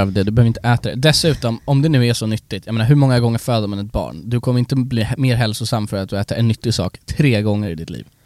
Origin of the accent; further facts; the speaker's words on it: Sweden; oss svenskar